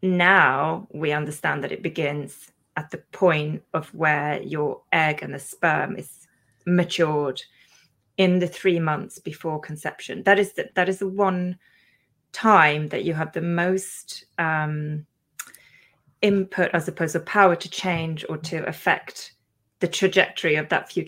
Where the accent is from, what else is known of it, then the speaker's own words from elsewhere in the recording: Sweden; English is a second language; now in England, United Kingdom; Then I had my own kind of epiphany again when I moved to England from Sweden, where, you know, when you come here, the lifestyle is really different